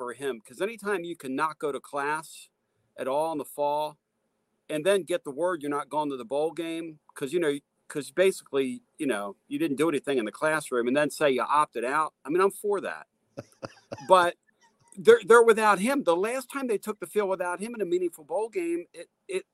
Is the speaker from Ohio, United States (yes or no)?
no; Philadelphia, Pennsylvania, United States; now in Tennessee, United States; my hometown